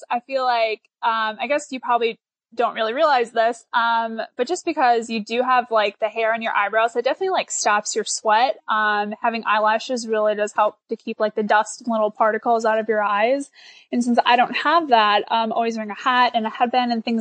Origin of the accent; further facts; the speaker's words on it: Milwaukee, Wisconsin, United States; I grew up right outside of Milwaukee, Wisconsin